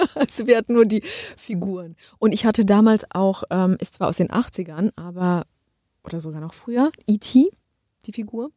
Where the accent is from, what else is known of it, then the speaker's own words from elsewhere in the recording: Poland; moved away; Ich komme aus Polen